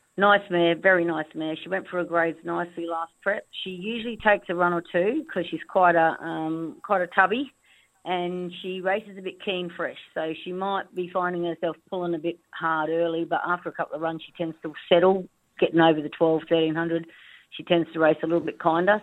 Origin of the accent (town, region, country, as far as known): Darwin, Northern Territory, Australia; born or raised there; also born or lived in Winton, Queensland